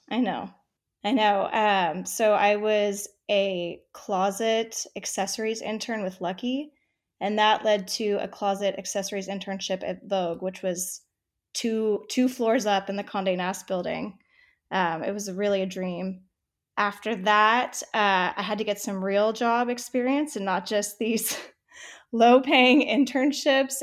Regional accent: San Diego, California, United States; moved away as an adult; also born or lived in Texas / New York City; now in Houston, United States; I was born and raised in San Diego

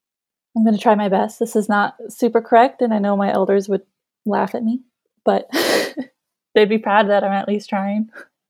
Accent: Cantwell, Alaska, United States; I was born and raised in Cantwell, Alaska.

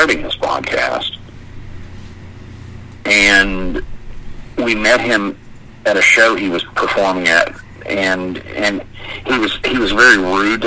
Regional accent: Florida, United States; I did vocals and played bass in many different death metal bands growing up in Florida.

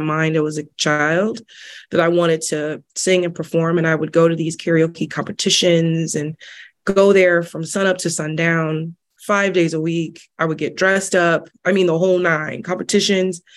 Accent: Peoria, Illinois, United States; now in Chicago, United States; I'm born and raised in Peoria, Illinois, but I'm back home

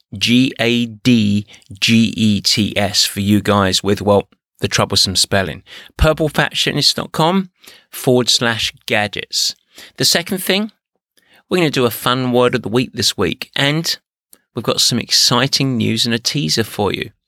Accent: England, United Kingdom; moved away; I'm English

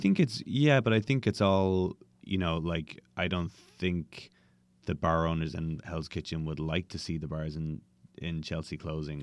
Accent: Dublin, Leinster, Ireland; moved away as an adult; now in New York City, United States; I am originally from Dublin, Ireland, and now I live

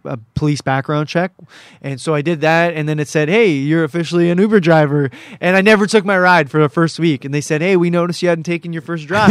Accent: Cambridge, Ontario, Canada; I'm from Cambridge, Ontario

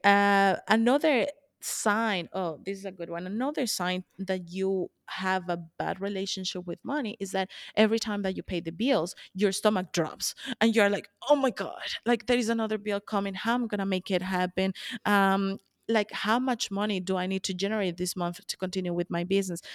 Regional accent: Colombia; moved away; I'm from, I'm originally from Colombia

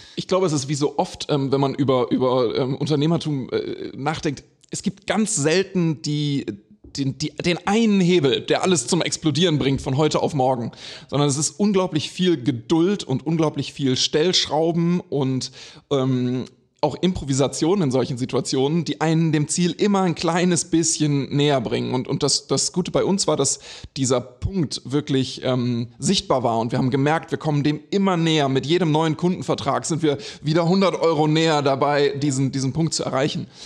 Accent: Germany; moved away; also born or lived in Sweden / Switzerland; ich bin zwar in Deutschland geboren, aber war in Schweden und in der Schweiz

